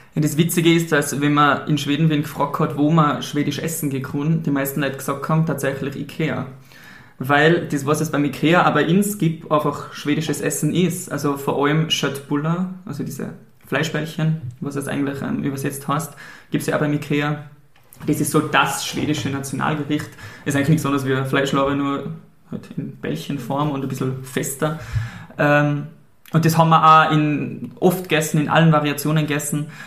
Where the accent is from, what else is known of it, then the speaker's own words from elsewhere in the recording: St. Ulrich am Pillersee, Tyrol, Austria; also born or lived in Sweden; ich komme aus Österreich, aus der Stadt, jetzt habe ich gesagt, die Stadt St. Ulrich